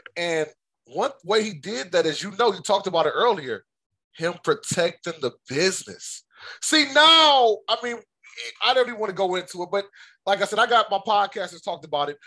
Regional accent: Detroit, Michigan, United States; I'm actually from the Detroit area

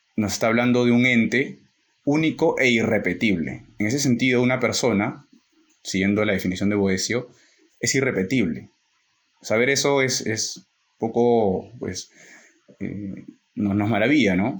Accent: Peru; en nuestro caso, que somos peruanos

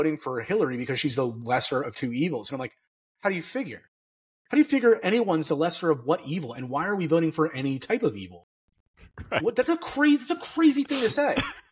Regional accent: Virginia, United States; moved away; I'm originally from Virginia

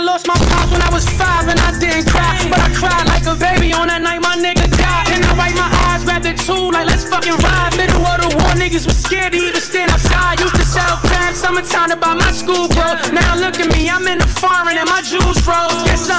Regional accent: Marion, United States; man. Man, I'm from there, my mother from there, her mother from there, her mother from there. Hey, I'm from Marion

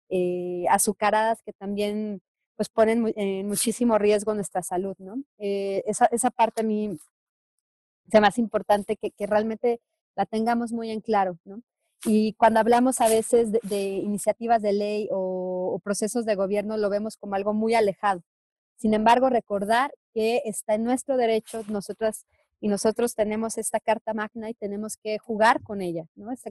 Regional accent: Mexico; como, como mexicanas y mexicanos tenemos que alzar la voz

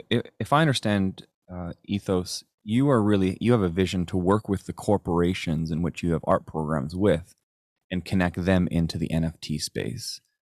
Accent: Chilliwack, British Columbia, Canada; No, absolutely there is. I am from Chilliwack.

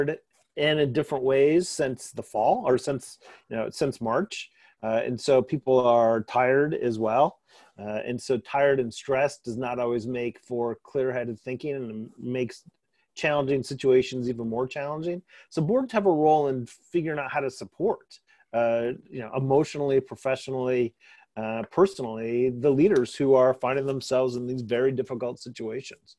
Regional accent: East Lansing, Michigan, United States; I grew up in East Lansing.

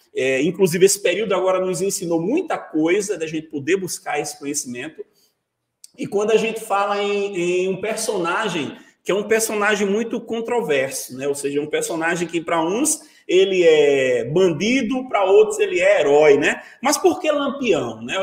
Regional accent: Vitória de Santo Antão, Pernambuco, Brazil; moved away as an adult; also born or lived in Salgueiro / Serra Talhada; now in João Pessoa, Brazil; Quando eu voltei para Vitória, eu voltei como professor daquela escola

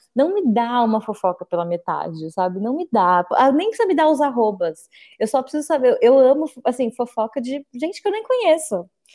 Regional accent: Bauru, São Paulo, Brazil; cresci em Bauru

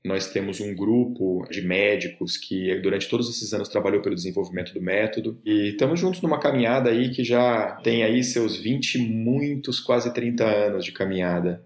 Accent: Rio de Janeiro, Brazil; minha família morava lá, sou do Rio

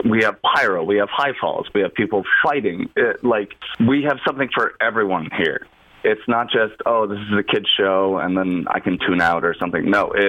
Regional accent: Meriden, Connecticut, United States; also born or lived in Storrs, Connecticut; I was born in Meriden, Connecticut, actually, yes.

